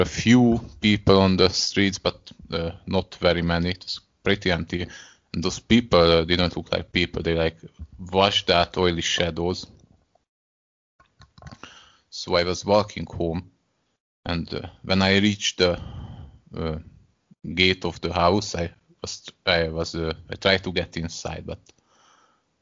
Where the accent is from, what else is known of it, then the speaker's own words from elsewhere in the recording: Hungary; first language Hungarian; English is a second language; I'm from Hungary.